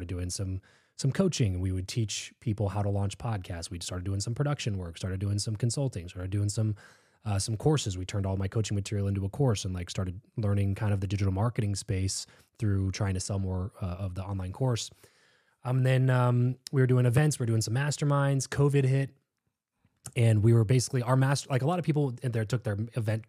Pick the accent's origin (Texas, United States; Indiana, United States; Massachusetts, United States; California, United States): California, United States; So I grew up in Southern California, counterintuitively, but in a very religious group.